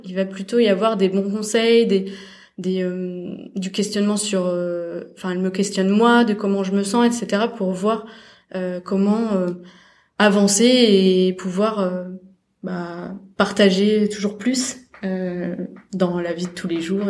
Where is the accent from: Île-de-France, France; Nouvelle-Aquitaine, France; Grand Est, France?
Grand Est, France; Alsace; moved away as an adult; je venais d'Alsace